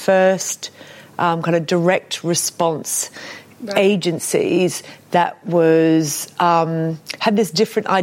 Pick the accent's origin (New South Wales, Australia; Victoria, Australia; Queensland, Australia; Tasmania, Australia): Queensland, Australia; Brisbane; I grew up in Brisbane, Australia